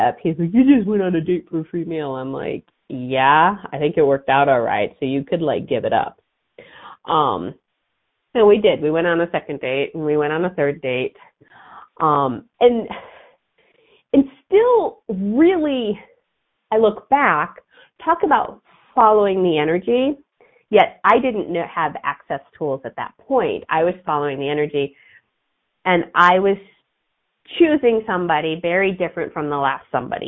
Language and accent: English; outside of Chicago, Illinois, United States; I grew up outside of Chicago.